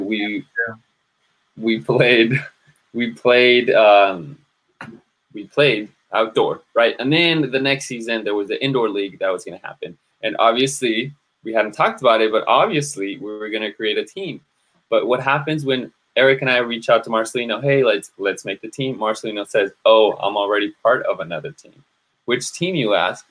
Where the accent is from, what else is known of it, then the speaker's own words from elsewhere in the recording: San Jose, California, United States; I grew up in San Jose, California, and then went off to college